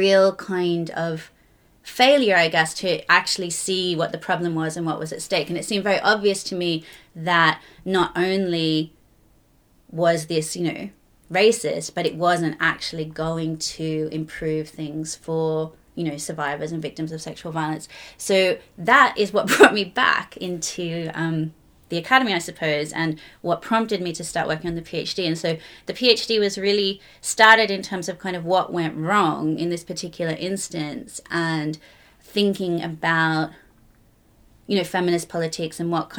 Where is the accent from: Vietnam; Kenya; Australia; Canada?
Australia; moved away as an adult; also born or lived in Sydney / Belfast; now in London, United Kingdom; originally, as you might be able to tell, I was from Australia